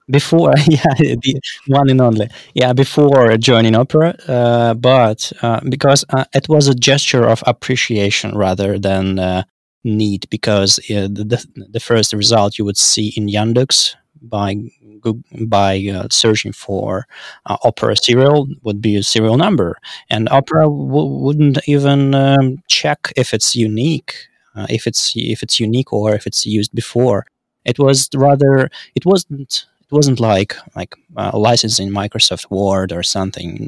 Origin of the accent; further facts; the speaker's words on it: Saint Petersburg, Russia; I'm from Saint Petersburg, Russia